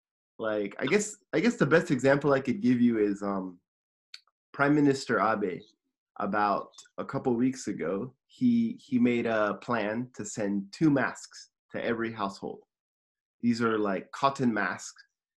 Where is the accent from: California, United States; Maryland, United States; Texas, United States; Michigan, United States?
California, United States; Simi Valley; now in Tokyo, Japan